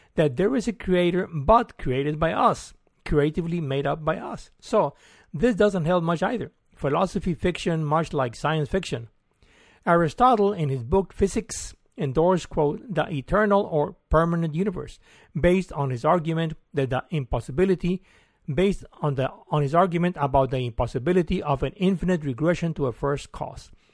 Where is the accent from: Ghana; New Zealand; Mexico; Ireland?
Mexico; moved away as an adult; also born or lived in Mexico City / London; now in Austin, United States; I'm from Mexico and came over in twenty oh two